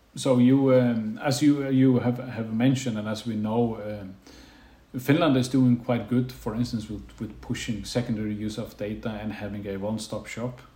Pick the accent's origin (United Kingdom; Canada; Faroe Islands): Faroe Islands; also born or lived in Bergen; now in Denmark; I'm from the Faroe Islands